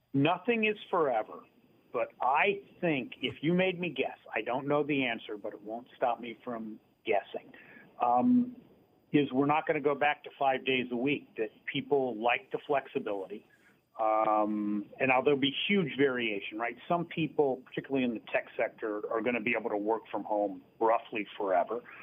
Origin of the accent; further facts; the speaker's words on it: near Dayton, Ohio, United States; I grew up near Dayton, Ohio